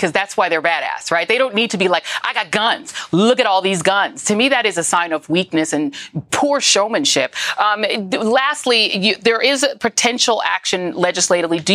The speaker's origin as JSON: {"language": "English", "town": "Denver", "region": "Colorado", "country": "United States", "tie": "born or raised there", "said": "I grew up in Denver, Colorado"}